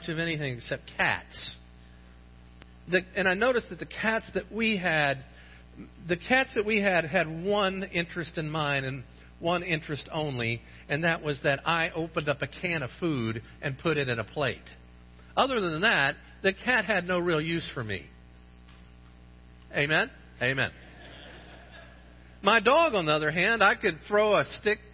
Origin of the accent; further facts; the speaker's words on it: St. Johns River, Florida, United States; I grew up on the St. John's River